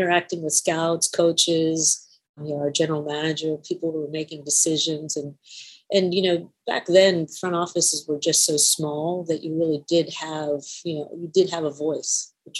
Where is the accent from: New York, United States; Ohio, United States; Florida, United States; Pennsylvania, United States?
New York, United States; Queens; also born or lived in Indiana / New Jersey; I was born in Indiana, grew up in New York, though, Queens, Long Island, New Jersey. I went to high school in New Jersey